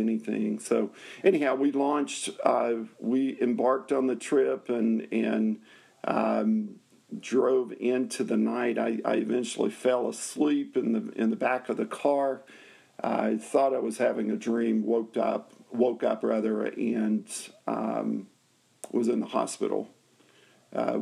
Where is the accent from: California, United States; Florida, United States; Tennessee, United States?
Tennessee, United States; Nashville; I grew up in Nashville, Tennessee